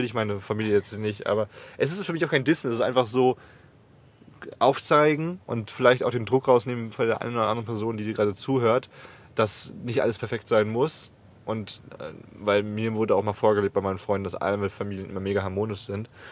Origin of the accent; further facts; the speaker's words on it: Germany; moved away; dass ich nach Deutschland zurückgehe und, m, bei meiner Mutter lebe